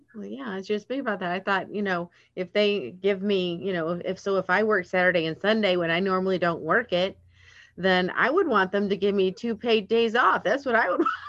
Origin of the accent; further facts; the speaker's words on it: Atlanta, Georgia, United States; I'm from Georgia, from Atlanta area.